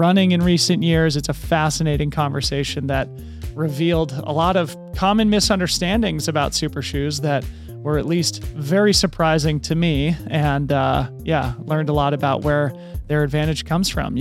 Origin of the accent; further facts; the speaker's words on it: Boulder, Colorado, United States; Boulder, Colorado, which is actually my hometown